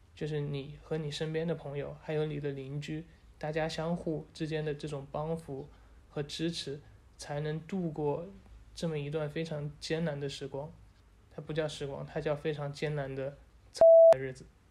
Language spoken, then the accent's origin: Chinese; Wuhan, Hubei, China; 我是土生土长的武汉人，我从外面回来